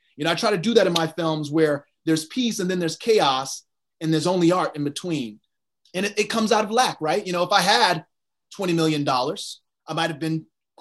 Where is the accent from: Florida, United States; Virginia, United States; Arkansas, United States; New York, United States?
Virginia, United States; I'm from Virginia